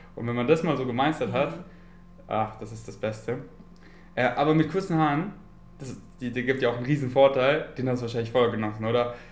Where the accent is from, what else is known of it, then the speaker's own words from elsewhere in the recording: Munich, Bavaria, Germany; ich bin in München geboren und meine Familie ähm, wohnt noch in München